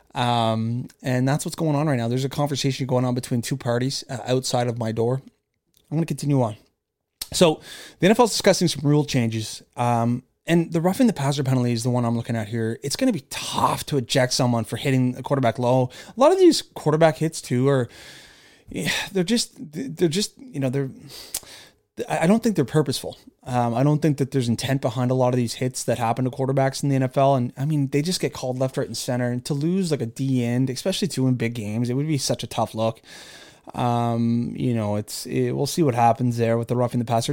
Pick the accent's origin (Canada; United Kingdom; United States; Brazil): Canada; born or raised there